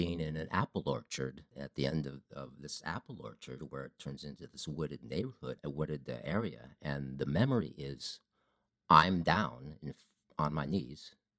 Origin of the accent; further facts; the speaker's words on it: Ohio, United States; I grew up in Ohio.